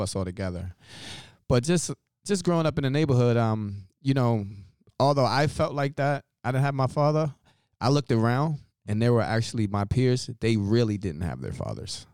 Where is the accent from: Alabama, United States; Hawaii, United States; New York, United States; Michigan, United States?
New York, United States; New York City; I'm born and raised in Brooklyn, New York, of African American descent